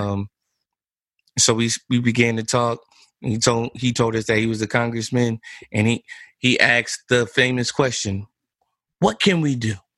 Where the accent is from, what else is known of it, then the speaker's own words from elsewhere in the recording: Neptune, New Jersey, United States; I grew up in Neptune